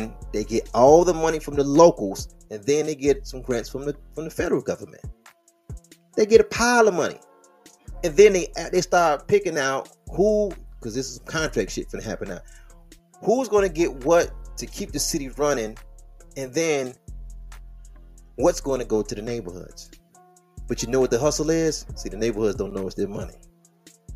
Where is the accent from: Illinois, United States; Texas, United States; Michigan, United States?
Michigan, United States; Detroit; I am from Detroit. The square mileage of the city is 142 square miles.